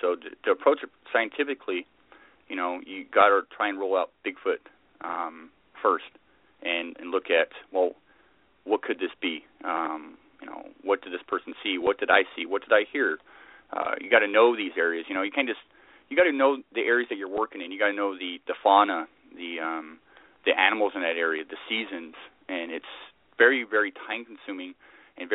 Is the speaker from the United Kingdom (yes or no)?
yes; Glasgow, Scotland, United Kingdom; also born or lived in Salinas, California, United States / Islay, Scotland; Well, I was born in Scotland. I was born basically Glasgow, and I lived in Scotland for a number of years, and then we moved to the States, lived in Salinas for a while, Salinas, California, and ended up in the 80s moving back to Scotland.